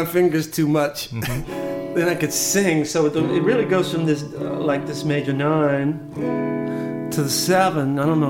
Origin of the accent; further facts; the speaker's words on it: Santa Monica, California, United States; It's odd for a Southern California guy. I grew up in Santa Monica.